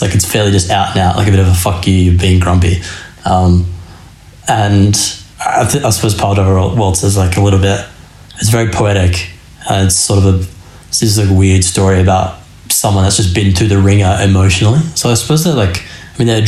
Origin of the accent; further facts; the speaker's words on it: Australia; we as like Aussies